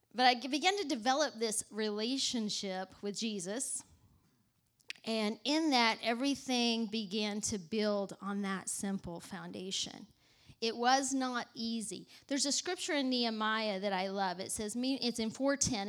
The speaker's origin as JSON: {"language": "English", "region": "Texas", "country": "United States", "tie": "born or raised there", "moved": "as an adult", "lives_now": "New York, United States", "said": "I grew up in the South. I'm not from New York. I don't know if you could tell that or not, but I grew up in, in Texas"}